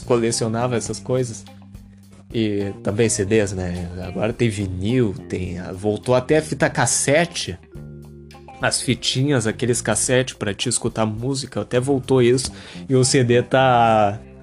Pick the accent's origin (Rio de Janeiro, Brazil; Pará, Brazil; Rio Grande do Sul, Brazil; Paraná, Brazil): Rio Grande do Sul, Brazil; Porto Alegre; tenho 20 anos, sou de Porto Alegre, Rio Grande do Sul.